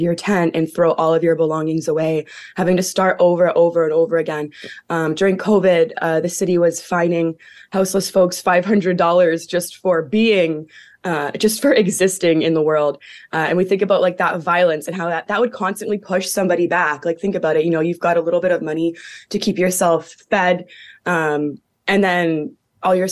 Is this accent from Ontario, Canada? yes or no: yes; Hamilton, Ontario, Canada; also born or lived in Six Nations; I'm actually Mohawk from Six Nations, born and raised in Hamilton, Ontario